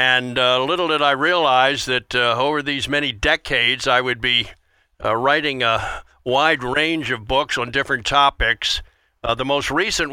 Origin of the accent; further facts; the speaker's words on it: Wilmington, Delaware, United States; moved away as an adult; also born or lived in Philadelphia / Spartanburg, South Carolina / Chicago / Atlanta; I grew up in Wilmington, Delaware, right just south of Philly. So that area was home for me